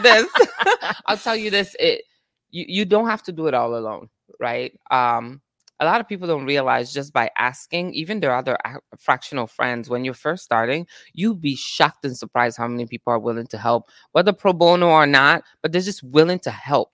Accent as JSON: {"language": "English", "country": "Italy", "tie": "born or raised there", "moved": "yes", "lives_now": "United States", "said": "born and raised in Italy"}